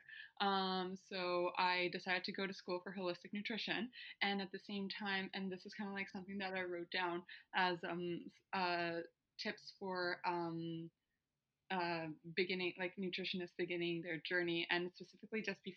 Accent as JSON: {"language": "English", "town": "Puerto Vallarta", "region": "Jalisco", "country": "Mexico", "tie": "born or raised there", "moved": "as an adult", "lives_now": "Canada", "said": "I'm born and raised in Mexico."}